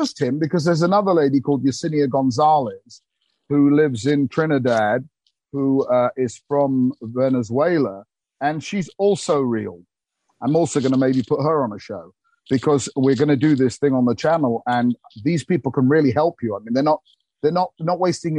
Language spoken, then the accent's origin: English; England, United Kingdom; I remember being about four, because I was born in August 21, in England, I had to go the year behind me, so everybody was older than me in the school, because I'm an August baby.